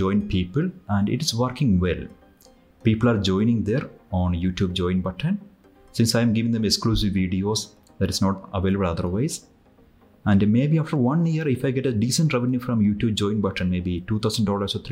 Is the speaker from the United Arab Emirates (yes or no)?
no; India; I am from India.